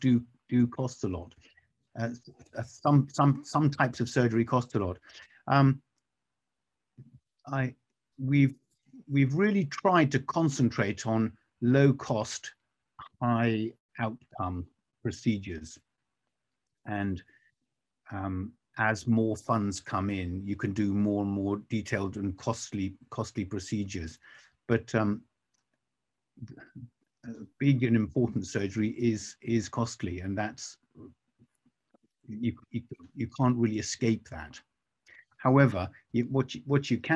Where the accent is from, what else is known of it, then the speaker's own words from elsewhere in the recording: England, United Kingdom; as an Englishman